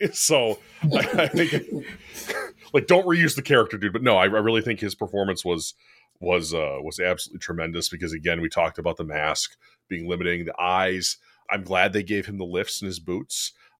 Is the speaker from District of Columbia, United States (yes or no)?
no; Wisconsin, United States; We're from Wisconsin.